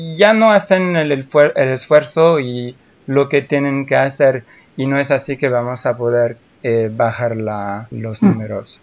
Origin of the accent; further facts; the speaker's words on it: France; Spanish is a second language; soy francés